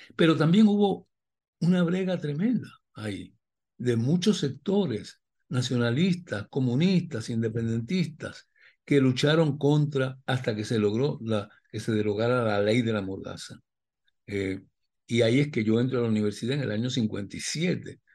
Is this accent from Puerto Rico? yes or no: yes; Puerto Rico